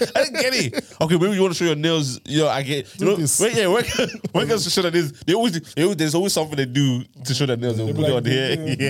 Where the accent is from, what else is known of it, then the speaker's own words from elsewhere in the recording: Tyler, Texas, United States; I was from Tyler, yeah. But you know where I live in Tyler now?